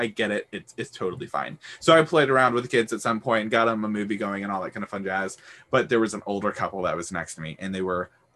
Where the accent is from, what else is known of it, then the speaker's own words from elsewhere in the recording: Houston, Texas, United States; I'm from Houston, Texas